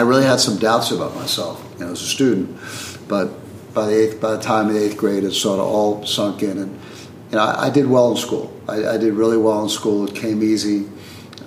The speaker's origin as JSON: {"language": "English", "area": "Queens / Long Island", "region": "New York", "country": "United States", "tie": "born or raised there", "said": "in fourth grade, I moved from Queens, maybe 5 miles to Long Island, just right across the border"}